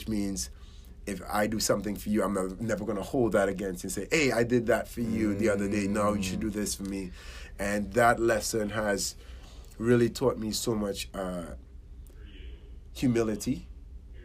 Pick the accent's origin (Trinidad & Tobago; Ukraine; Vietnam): Trinidad & Tobago; now in United States; I was born in Trinidad and Tobago, Caribbean island. And I grew up in a middle to lower class household